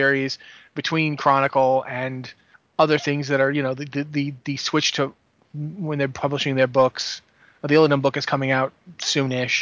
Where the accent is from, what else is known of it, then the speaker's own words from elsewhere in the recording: New England, United States; I'm from New England, so yeah, you're not going to get a good accent out of me